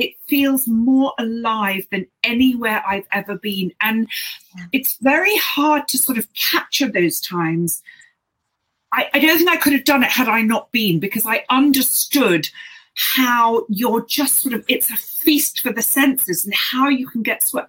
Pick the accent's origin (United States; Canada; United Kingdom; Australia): United Kingdom; London; I'm from London